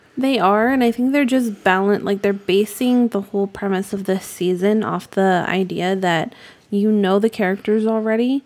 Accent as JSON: {"language": "English", "region": "New England", "country": "United States", "said": "I'm from New England"}